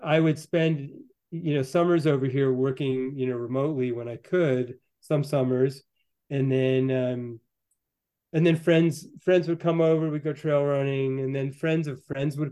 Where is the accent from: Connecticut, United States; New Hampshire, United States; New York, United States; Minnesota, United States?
New Hampshire, United States; Northern White Mountains; moved away as an adult; now in Chamonix, France; I'm from the Northern White Mountains in New Hampshire